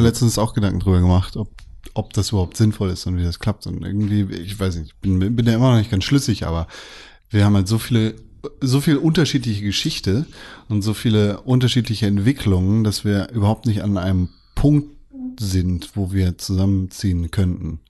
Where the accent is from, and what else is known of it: Germany